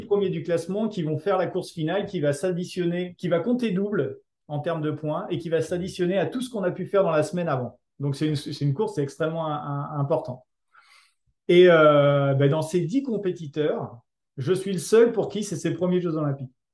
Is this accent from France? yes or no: yes; Mâcon, Bourgogne-Franche-Comté, France; je venais de Mâcon